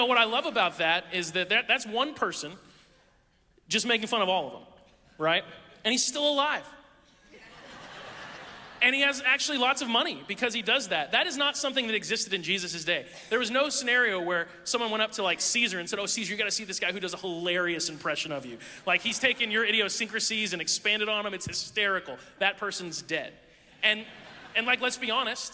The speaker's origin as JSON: {"language": "English", "country": "United States", "said": "as an American"}